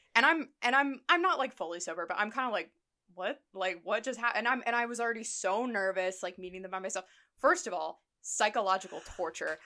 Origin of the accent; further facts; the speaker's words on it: Columbus, Ohio, United States; moved away; my hometown of Columbus